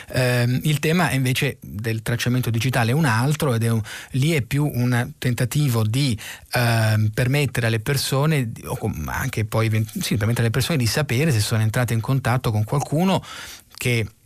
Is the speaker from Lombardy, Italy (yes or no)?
yes; Milan, Lombardy, Italy; guardi Sara, io vengo da Milano